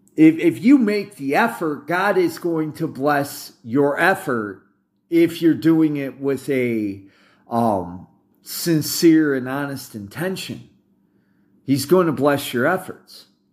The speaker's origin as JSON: {"language": "English", "country": "United States", "said": "I'm an American and I'm former U S Army"}